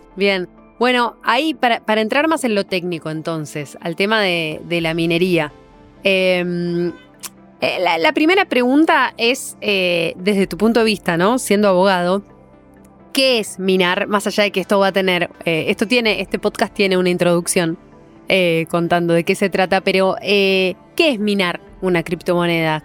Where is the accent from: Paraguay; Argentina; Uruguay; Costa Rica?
Argentina; argentinos, argentinas